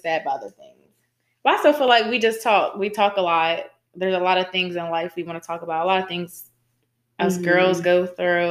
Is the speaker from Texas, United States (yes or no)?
no; Harrisburg, Pennsylvania, United States; I'm from Harrisburg, Pennsylvania.